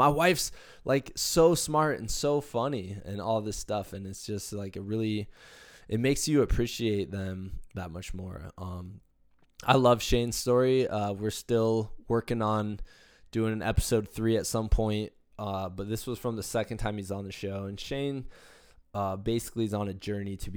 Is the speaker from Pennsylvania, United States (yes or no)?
no; Iowa, United States; moved away; also born or lived in Virginia; I'm from Iowa.